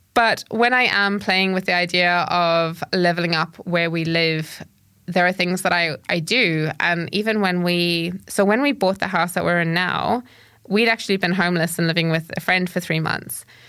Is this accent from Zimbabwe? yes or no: yes; Zimbabwe; when I grew up, I grew up in Zimbabwe